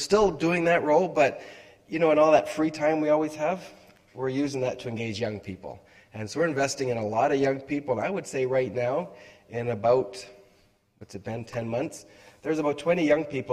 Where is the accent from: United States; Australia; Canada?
Canada; Halifax, Nova Scotia; now in Prince Edward Island, Canada; I was born in Halifax